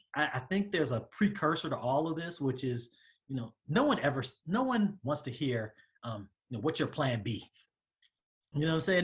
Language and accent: English; Southern California, United States; moved away as an adult; also born or lived in Atlanta, Georgia; I'm from the Southern California area